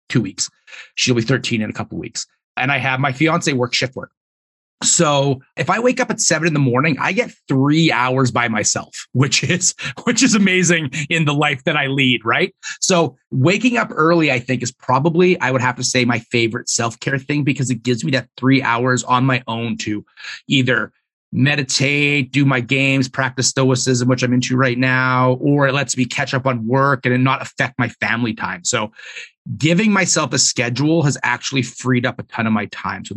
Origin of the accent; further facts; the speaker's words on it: Edmonton, Alberta, Canada; So I'm born and raised in Edmonton. I still live here.